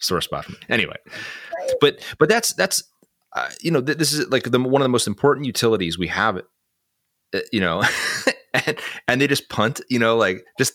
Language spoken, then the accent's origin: English; Cleveland, Ohio, United States; I grew up in Cleveland, Ohio